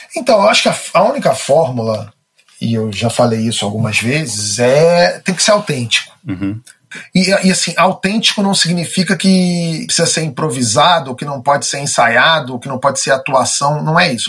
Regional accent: Rio de Janeiro, Brazil; Eu nasci no Rio de Janeiro, nasci no bairro de Botafogo.

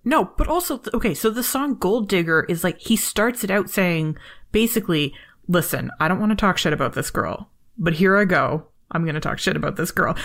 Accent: Toronto, Ontario, Canada; Canadian, and we're both from Toronto

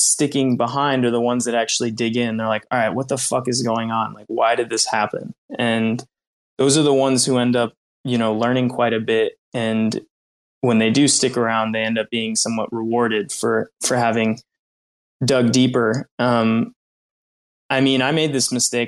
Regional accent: United States; I was born in the States

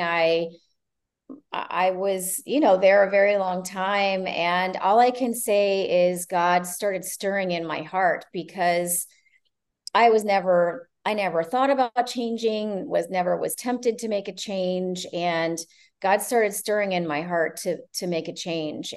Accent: Ohio, United States; also born or lived in Canada; now in Florida, United States; I'm originally from Ohio, grew up part of my life in Canada as well

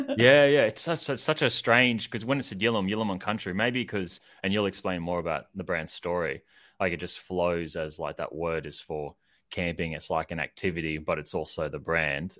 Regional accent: Queensland, Australia; moved away; I grew up in Queensland, uh, Maribyrnong

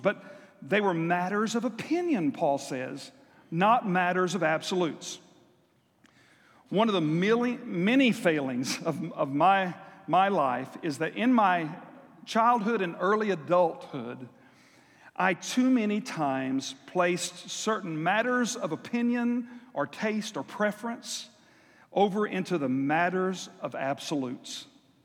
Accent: South Texas, United States; I grew up in South Texas where we had monthly church singings

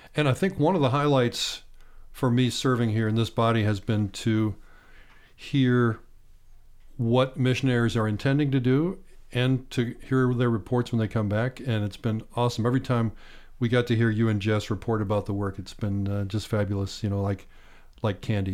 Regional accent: Bedford, Pennsylvania, United States; moved away as an adult; also born or lived in Clarks Summit, Pennsylvania / State College, Pennsylvania; grew up on a farm seven miles outside of Bedford, Pennsylvania, south central part of Pennsylvania.

